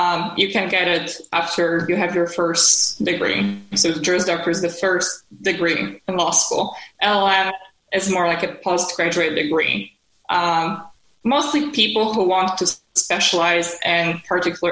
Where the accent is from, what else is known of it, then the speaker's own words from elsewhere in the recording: Poland; moved away as an adult; also born or lived in Bloomington, Indiana; now in New York, United States; I'm originally from Poland. I moved to the United States more than a decade ago.